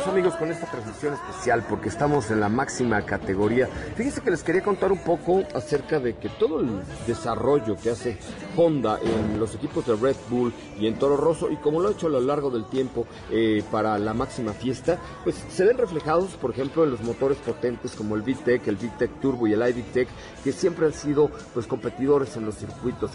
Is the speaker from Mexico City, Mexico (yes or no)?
yes; Mexico City, Mexico; De la colonia Roma, yo nací en el Hospital Dalinde